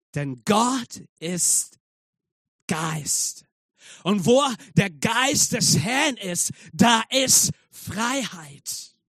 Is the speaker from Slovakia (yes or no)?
no; Zambia; German is a second language; now in Germany; ich komme aus Sambia und ich war äh, dort in Sambia in einem Gefängnis, um die Botschaft zu verkünden